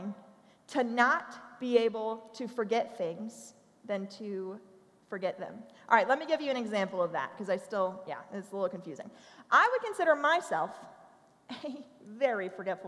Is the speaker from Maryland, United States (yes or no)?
yes; Maryland, United States; accent: Baltimoreese; also born or lived in Tennessee; I was actually born and raised in Maryland.